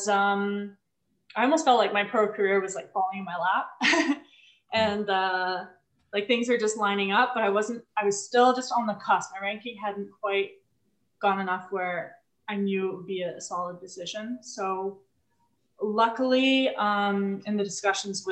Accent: Vancouver, British Columbia, Canada; moved away as an adult; also born or lived in Toronto / Montreal; raised my brother and I in Vancouver

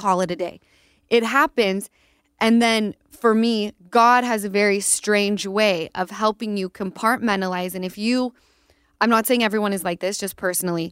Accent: Utah, United States; Easton and I grew up in Utah

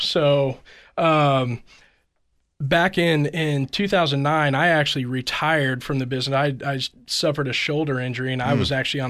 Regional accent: Kansas City, Missouri, United States; I'm from this area. I'm from Kansas City.

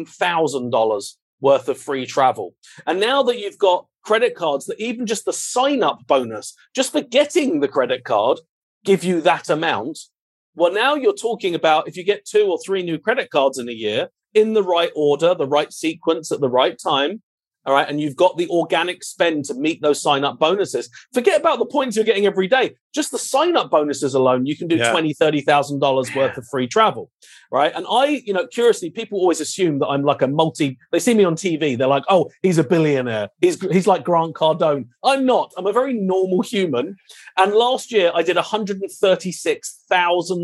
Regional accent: United Kingdom; moved away; also born or lived in London; I'm British royalty. That's all you need to know. So originally my father and I owned a paparazzi photography company back in London.

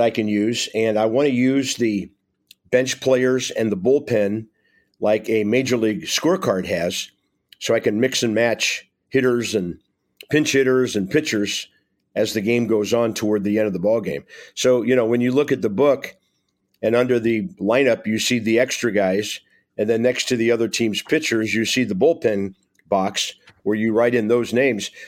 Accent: Tulsa, Oklahoma, United States; moved away; Tulsa, Oklahoma, my hometown

